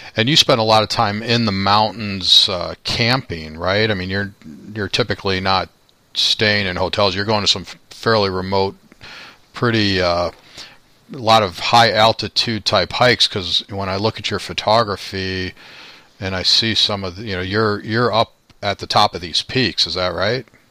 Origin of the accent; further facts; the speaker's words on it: Chicago, Illinois, United States; I'm from Chicago